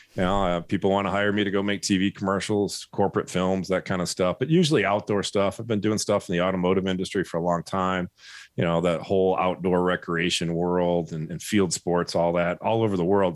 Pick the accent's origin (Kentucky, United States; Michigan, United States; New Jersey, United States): Michigan, United States; I grew up in Michigan